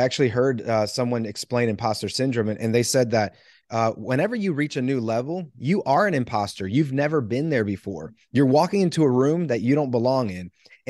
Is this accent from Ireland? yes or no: no; Puerto Rico; I'm from Puerto Rico. I played second base.